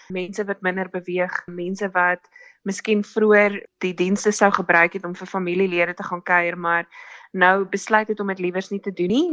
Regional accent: South Africa; ons armer as Suid-Afrikaners

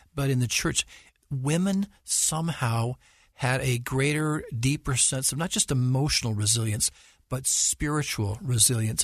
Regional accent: Salt Lake City, Utah, United States; I was born and raised in Salt Lake, so I've lived here much of my life, although worked in other places.

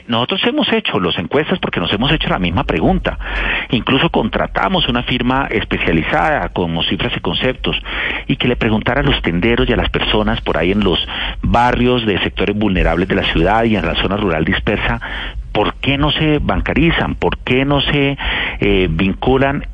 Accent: Cali, Valle del Cauca, Colombia; Yo soy de Cali

